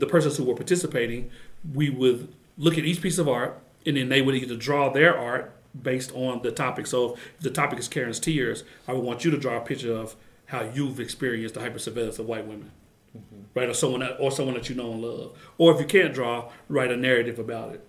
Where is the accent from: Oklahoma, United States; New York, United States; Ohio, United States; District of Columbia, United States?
Oklahoma, United States; Oklahoma City; I grew up in Musgrave in Oklahoma City